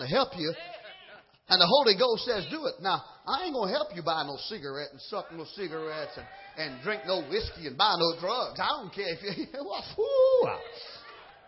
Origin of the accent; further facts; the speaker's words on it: Trinidad & Tobago; now in Georgia, United States; I'm from Trinidad